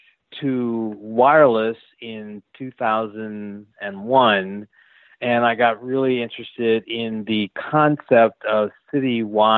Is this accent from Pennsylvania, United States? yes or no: yes; Philadelphia, Pennsylvania, United States; I'm from Philly